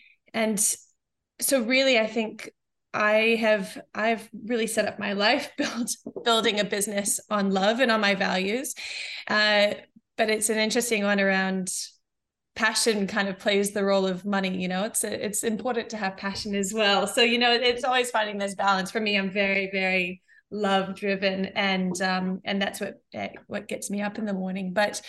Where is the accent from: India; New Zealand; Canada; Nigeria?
New Zealand; also born or lived in New Mexico, United States; My background is I was born in New Mexico in the States, and I moved to New Zealand when I was 8. And I went to maybe 5 schools over 3 years.